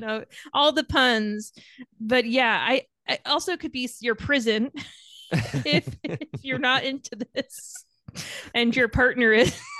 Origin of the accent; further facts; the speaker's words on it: Long Island, New York, United States; I grew up on Long Island, so that's why the Yankees